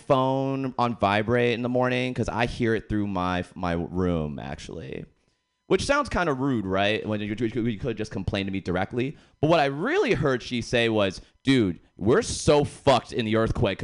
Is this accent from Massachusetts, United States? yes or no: yes; Boston, Massachusetts, United States; I actually grew up in the hood in Boston